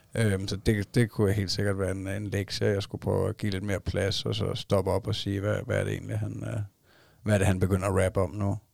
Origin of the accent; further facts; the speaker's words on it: Denmark; min kone hun er fra Thailand, og jeg er fra Danmark